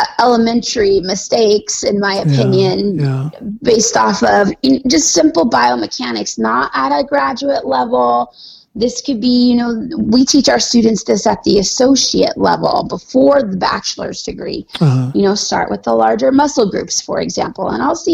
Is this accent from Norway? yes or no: yes; Norway; moved away as an adult; also born or lived in Arizona, United States; now in United States; So when I was a little kid, we moved to Norway. Basically, I grew up there. I spent almost 20 years of my life there